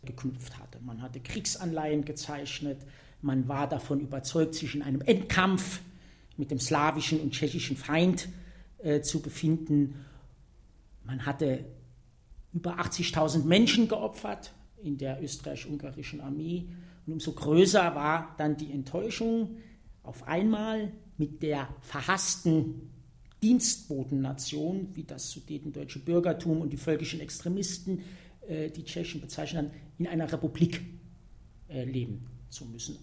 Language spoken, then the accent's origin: German; Saarbrücken, Saarland, Germany; ich komme aus Saarbrücken, aus dem Saarland